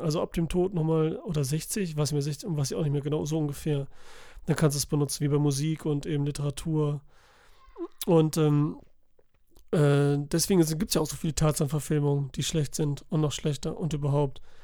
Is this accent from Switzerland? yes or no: no; Italy; für mich als Italiener